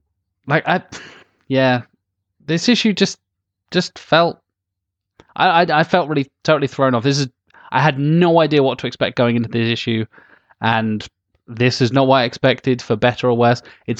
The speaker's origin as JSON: {"language": "English", "country": "United Kingdom", "said": "As a British man"}